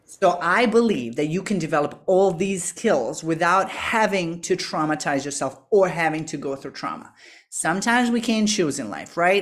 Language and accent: English; Serbia; moved away; I'm from Eastern Europe, from Serbia originally, and, um, up until I was sixteen, my life was very predictable